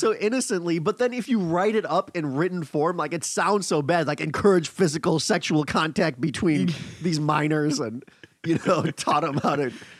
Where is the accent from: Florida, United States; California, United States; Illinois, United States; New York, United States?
New York, United States; New York City; as a New Yorker